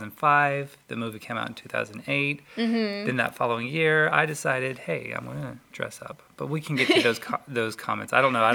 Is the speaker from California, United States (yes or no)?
no; Macon, Georgia, United States; moved away as an adult; now in Orlando, United States; I'm originally from Georgia. Macon, it's a small town.